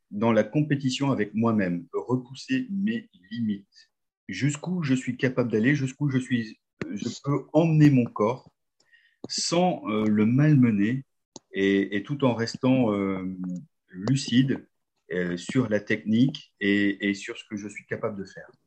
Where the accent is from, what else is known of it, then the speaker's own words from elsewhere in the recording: Hauts-de-France, France; je suis du Nord, j'habite un petit village qui s'appelle Billy Berclos. Alors, pour vous situer, c'est juste à côté de Lens, c'est pas très loin de Lille.